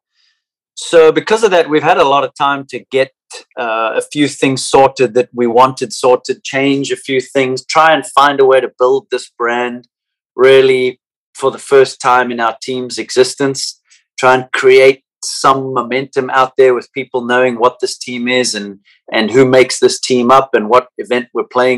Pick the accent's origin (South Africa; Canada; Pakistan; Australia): South Africa; now in United States; growing up in South Africa